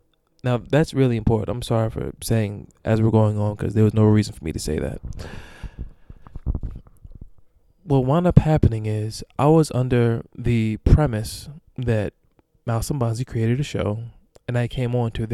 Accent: Long Island, New York, United States; I'm from Long Island

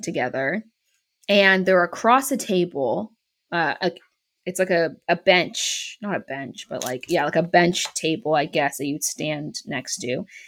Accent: Bay Area, California, United States; moved away as an adult; also born or lived in North Carolina; where I grew up in the Bay Area, the, like, Oakland Port is really big, but I live on the other, I lived on the other side of the bay

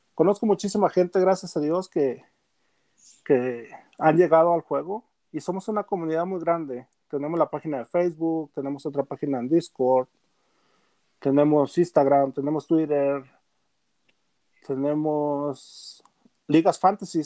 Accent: Gómez Palacio, Durango, Mexico; now in Denver, United States; soy de de Gómez Palacio Durango, la comarca lagunera.

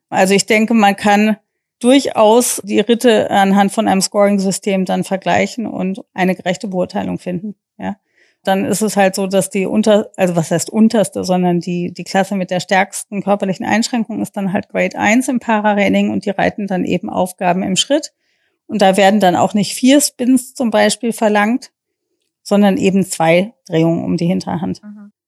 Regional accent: United States; now in Germany; ich ähm, gebürtige Amerikanerin bin

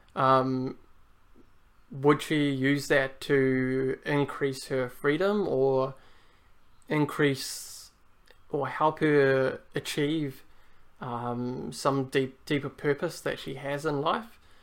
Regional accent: New Zealand; also born or lived in Germany; I guess New Zealand is my home country more so than Europe or Germany, um, even though that's where I was born

